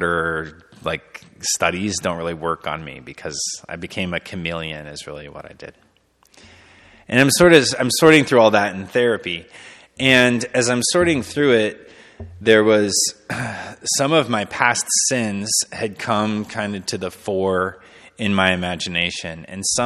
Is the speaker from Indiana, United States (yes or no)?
no; Pinckney, Michigan, United States; now in Alma, United States; where I grew up in Pinckney. It's this little small town